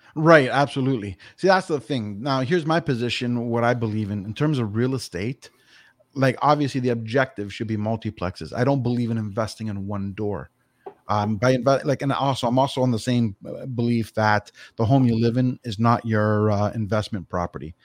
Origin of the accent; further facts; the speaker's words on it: Toronto, Ontario, Canada; now in Grimsby, Canada; was born and raised in Etobicoke.